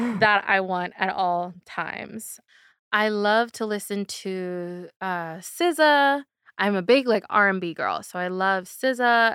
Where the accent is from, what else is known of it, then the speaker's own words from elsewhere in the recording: North Carolina, United States; moved away as an adult; also born or lived in Winchester, Virginia; now in Atlanta, United States; I am from North Carolina, and I just moved to Atlanta like a year-ish ago